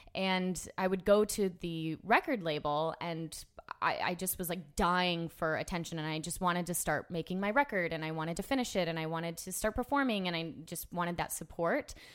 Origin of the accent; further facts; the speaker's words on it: Orlando, Florida, United States; I grew up in Orlando